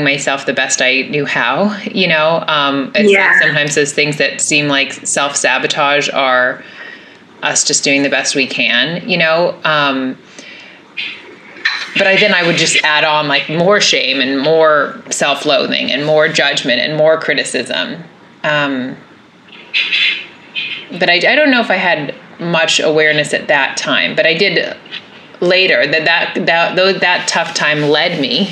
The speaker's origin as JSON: {"language": "English", "town": "Los Angeles", "region": "California", "country": "United States", "tie": "born or raised there", "said": "growing up in Los Angeles"}